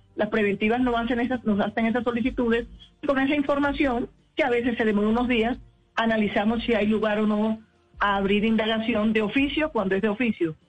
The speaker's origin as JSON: {"language": "Spanish", "town": "Barranquilla", "region": "Atlántico", "country": "Colombia", "moved": "as an adult", "lives_now": "Bogotá, Colombia", "said": "Somos barranquilleras"}